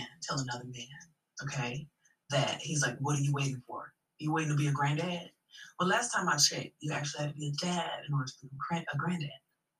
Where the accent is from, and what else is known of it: Florida, United States